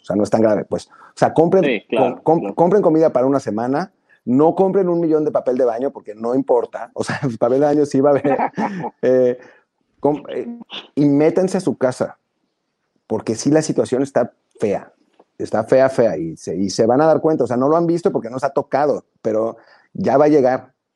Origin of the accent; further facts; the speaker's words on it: Mexico; moved away; como mexicanos